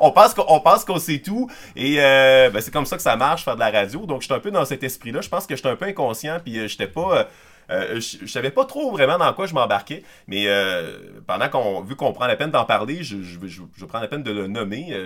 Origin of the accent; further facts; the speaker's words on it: Quebec City, Quebec, Canada; moved away as an adult; also born or lived in La Pocatière, Quebec; je suis originaire de Québec, de la, banlieue nord de Val-Bélair, précisément